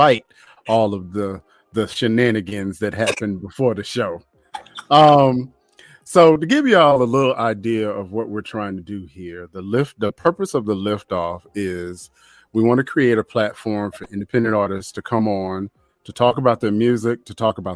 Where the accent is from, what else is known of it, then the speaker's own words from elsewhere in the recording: North Carolina, United States; I am from North Carolina